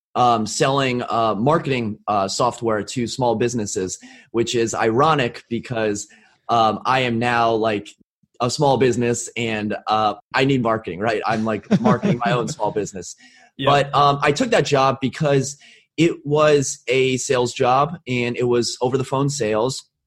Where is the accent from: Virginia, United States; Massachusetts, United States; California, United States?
Virginia, United States; Arlington; I was born and raised in Arlington, Virginia